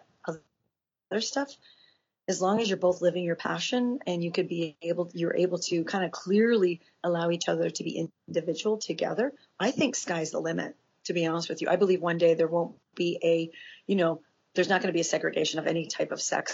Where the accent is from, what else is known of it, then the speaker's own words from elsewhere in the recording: Miami, Florida, United States; moved away; growing up in Miami for 10 years